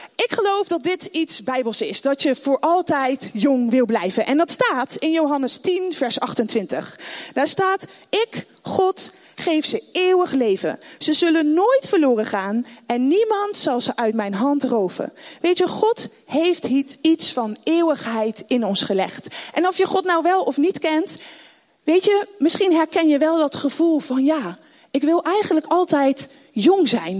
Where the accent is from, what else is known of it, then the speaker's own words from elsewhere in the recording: The Hague, South Holland, Netherlands; also born or lived in Rotterdam; Ik zit natuurlijk weer in Den Haag, waar ik vandaan kom